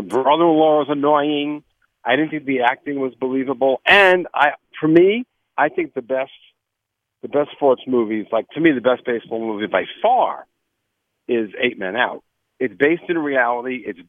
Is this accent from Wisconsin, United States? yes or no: no; New York, United States; I'm a New Yorker.